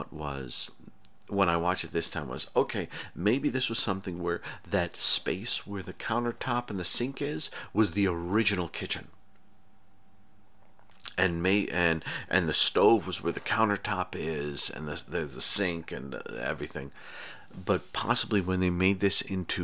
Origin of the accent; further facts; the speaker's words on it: New York, United States; I'm from New York. Not city, but New York State.